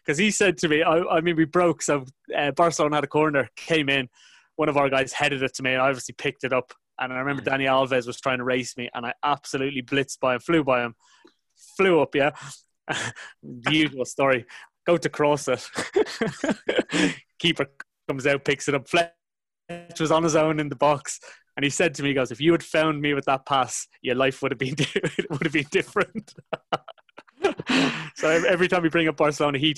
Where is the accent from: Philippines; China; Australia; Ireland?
Ireland; moved away; an Irish guy growing up in Republic